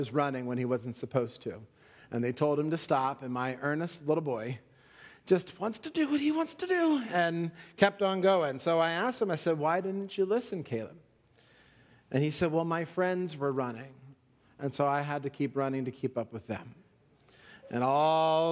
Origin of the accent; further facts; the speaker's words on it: Pennsylvania, United States; moved away; also born or lived in Florida; I'm from Pennsylvania